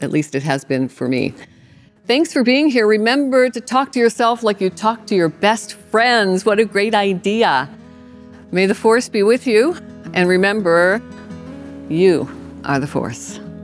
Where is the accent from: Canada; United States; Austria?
Canada; I'm Canadian